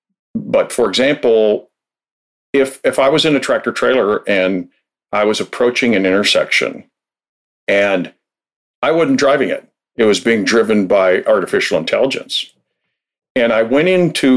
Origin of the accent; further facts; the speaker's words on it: Minnesota, United States; I'm from Minnesota, where we consider the mosquitoes like it's the state bird